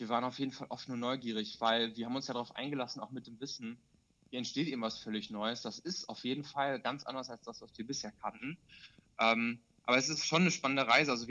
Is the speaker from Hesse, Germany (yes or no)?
no; North Rhine-Westphalia, Germany; zu der Zeit habe ich halt noch in Bielefeld studiert und habe halt auch noch in meiner Heimat, äh, ist die Nachbarstadt von Bielefeld, äh, gewohnt.